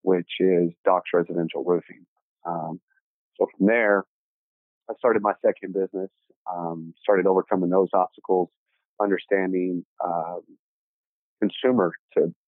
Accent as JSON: {"language": "English", "town": "Dallas", "region": "Texas", "country": "United States", "tie": "born or raised there", "said": "I was born and raised here in Dallas. Started out in Oak Cliff"}